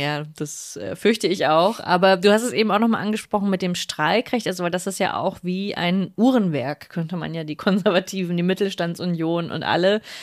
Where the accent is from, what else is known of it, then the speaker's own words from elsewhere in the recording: Berlin, Germany; als Berlinerin